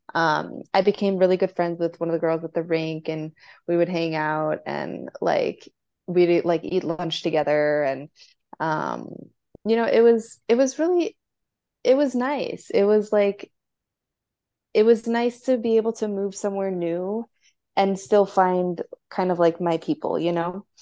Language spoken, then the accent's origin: English; Chicago, Illinois, United States; I'm from Chicago